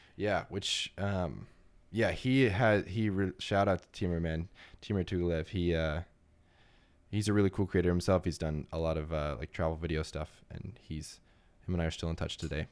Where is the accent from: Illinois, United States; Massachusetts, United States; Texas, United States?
Texas, United States; New Braunfels; moved away; also born or lived in Savannah / Miami / Detroit; I grew up in Texas, so we don't have a lot of hurricanes that come through. I'm in Central Texas